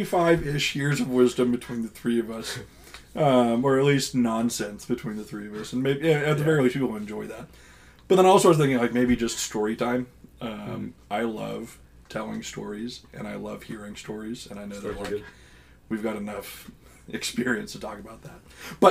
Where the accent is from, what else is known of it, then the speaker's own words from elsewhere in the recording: Eastern Kentucky, United States; also born or lived in South Carolina; I live in Eastern Kentucky and have for most of my life. There were three awkward years in South Carolina, but you know, mom and dad realized, no, we need to go back to Kentucky.